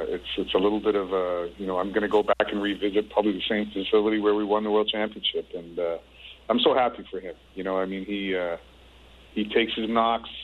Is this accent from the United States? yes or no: no; Canada; moved away as an adult; I'm a Canadian